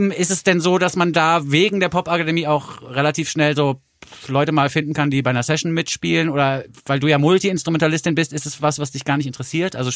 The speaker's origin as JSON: {"language": "German", "town": "Frankfurt", "region": "Hesse", "country": "Germany", "tie": "born there", "said": "weil ich bin ja geboren in Frankfurt am Main und das ist auch eine Stadt, die man erst lieben lernt, wenn man da Zeit verbringt"}